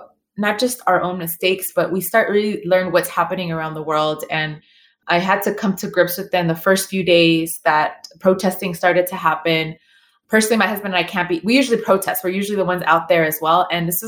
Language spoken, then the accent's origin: English; Inglewood, California, United States; And we grew up in Inglewood, California.